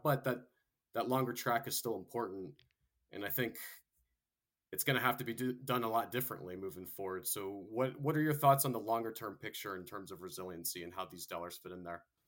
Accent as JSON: {"language": "English", "region": "Florida", "country": "United States", "tie": "born or raised there", "said": "I went to high school and college there"}